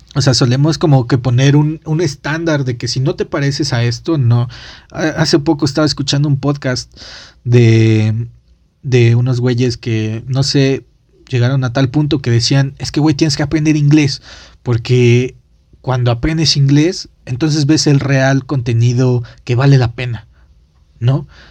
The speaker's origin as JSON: {"language": "Spanish", "country": "Mexico", "said": "somos los espectadores mexicanos"}